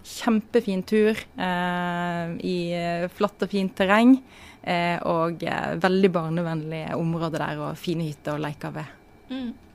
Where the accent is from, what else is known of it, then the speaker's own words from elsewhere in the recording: Voss, Vestland, Norway; now in Oslo, Norway; Jeg er fra Voss